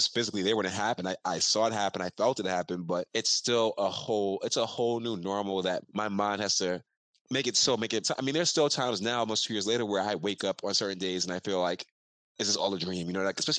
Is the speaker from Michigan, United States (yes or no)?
no; New York City, New York, United States; the neighborhood I grew up in here in Brooklyn in Fort Greene